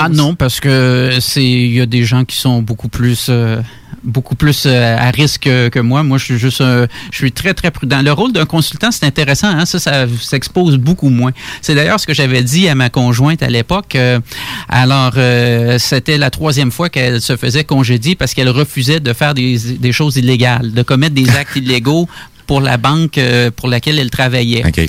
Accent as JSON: {"language": "French", "town": "Quebec City", "region": "Quebec", "country": "Canada", "tie": "born or raised there", "said": "je suis né euh, à Québec, grandi à Québec"}